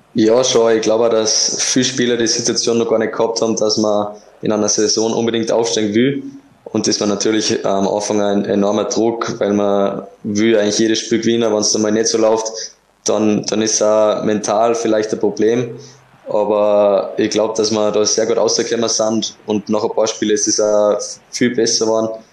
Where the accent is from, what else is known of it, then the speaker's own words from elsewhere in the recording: Kuchl, Salzburg, Austria; moved away as an adult; now in Linz, Austria; meine Heimat ist natürlich immer wieder Kuchel